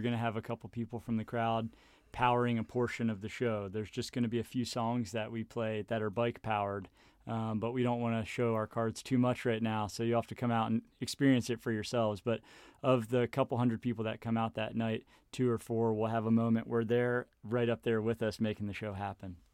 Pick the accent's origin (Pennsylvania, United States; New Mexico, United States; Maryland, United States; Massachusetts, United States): Maryland, United States; Baltimore; moved away as an adult; now in Harrisonburg, United States; I grew up in Baltimore, Maryland